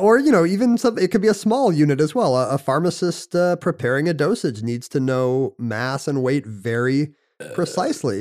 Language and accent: English; United States; we're from America